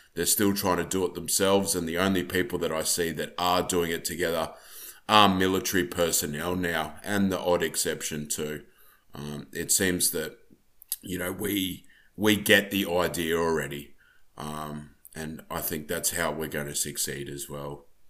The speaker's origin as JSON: {"language": "English", "country": "Australia", "said": "I'm from Australia"}